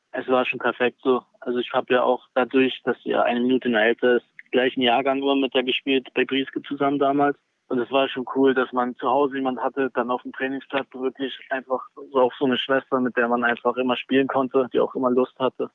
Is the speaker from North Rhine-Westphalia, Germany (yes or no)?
no; Senftenberg, Brandenburg, Germany; also born or lived in Lauchhammer; ich bin da nur geboren. Ich würde mich sonst als Senftenberger bezeichnen.